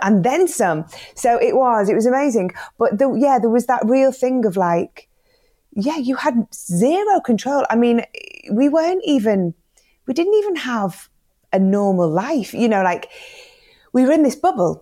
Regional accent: the Northwest, North West England, United Kingdom; growing up in the Northwest in the 80s

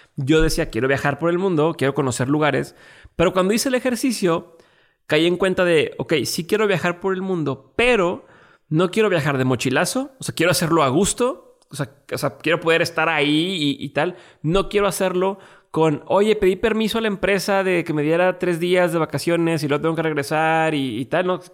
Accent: Mexico; mi nacionalidad mexicana

